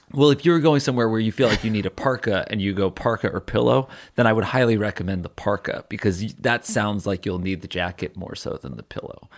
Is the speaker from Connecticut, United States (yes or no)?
yes; Connecticut, United States; there's, like, a Walmart in my hometown